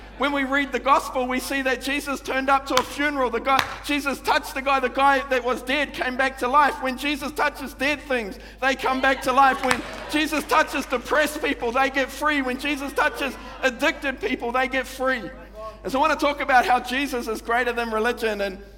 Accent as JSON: {"language": "English", "town": "Manurewa", "region": "Auckland", "country": "New Zealand", "tie": "born or raised there", "said": "I grew up in Manurewa"}